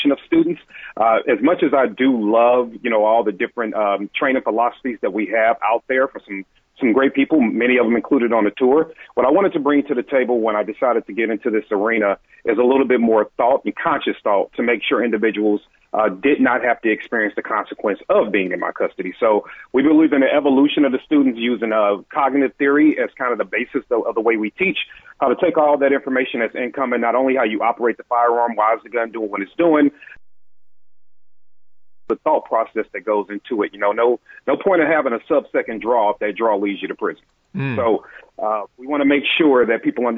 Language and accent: English; St. Louis, Missouri, United States; moved away as an adult; now in Atlanta, United States; I'm originally from St. Louis, Missouri. I've been in Atlanta, Georgia for a couple of years